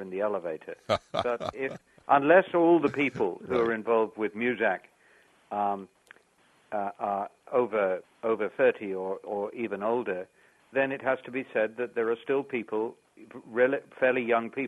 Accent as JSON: {"language": "English", "country": "Ireland", "said": "I'm from Ireland, and this has been my base for years"}